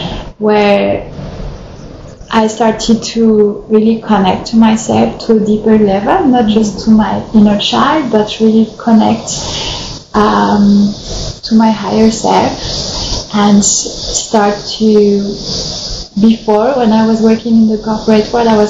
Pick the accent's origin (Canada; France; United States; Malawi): France; I grew up in France